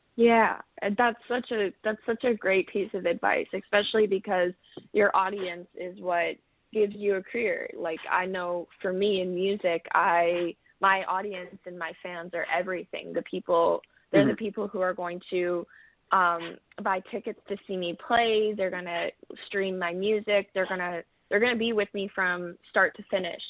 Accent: Cambridge, Ontario, Canada; moved away as an adult; also born or lived in Kamloops, British Columbia, Canada; now in Nashville, United States; I moved to Ontario, um, Cambridge originally when I was about seven, and I grew up there most of my life

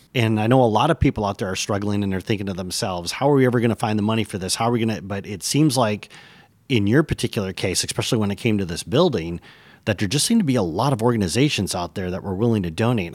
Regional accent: Michigan, United States; born or raised there; moved away as an adult

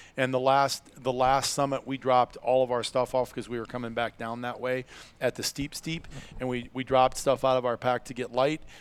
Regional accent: Iowa, United States; when I was a kid growing up in Iowa

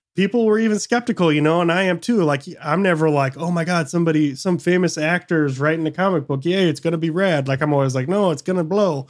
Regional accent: Michigan, United States; moved away; also born or lived in San Francisco Bay Area; I grew up in Michigan

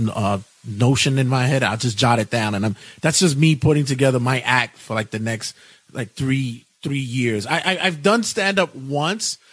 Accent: New York City, New York, United States; now in Ridgewood, Queens, United States; I'm originally from Brooklyn

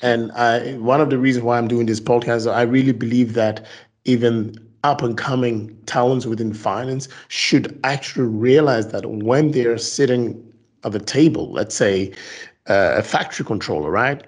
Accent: Ghana; now in Belgium; I'm actually Ghanaian born, um, living in Belgium

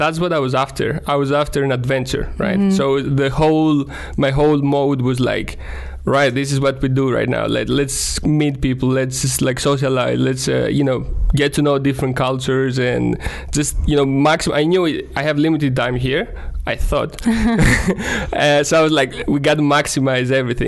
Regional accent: Greece; moved away as an adult; now in Estonia; growing up in Greece

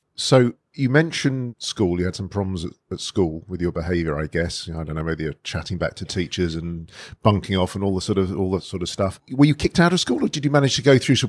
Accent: London, United Kingdom; I'm a northwest London boy myself

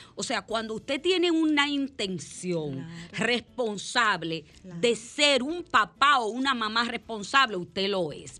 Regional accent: La Romana, Dominican Republic; de mi pueblo

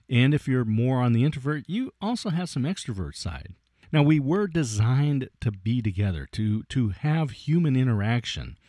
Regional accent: Oregon State University, United States; It was held in my hometown here at Oregon State University

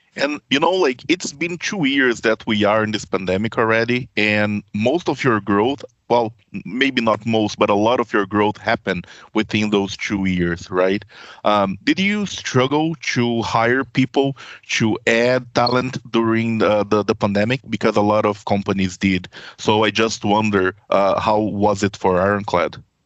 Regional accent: Brazil; also born or lived in Manitoba, Canada; now in Ontario, Canada; I come from a country, I come from Brazil

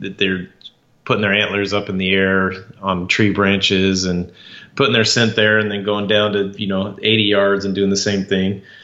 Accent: Idaho, United States; when I was three years old growing up in Idaho

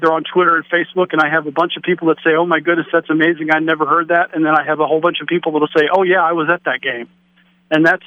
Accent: Cincinnati, Ohio, United States; I grew up in the Cincinnati area in the era of the Big Red Machine

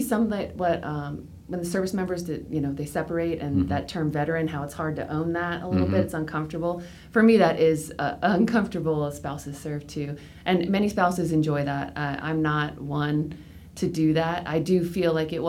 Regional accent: Northern Virginia, United States; moved away as an adult; also born or lived in Okinawa, Japan / Arizona; now in North Carolina, United States; I was born in Virginia, right near Quantico

